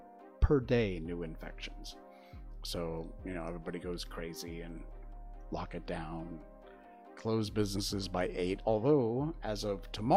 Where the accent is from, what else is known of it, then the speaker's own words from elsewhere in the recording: United States; now in Malaysia; I'm an American, so, well, used to be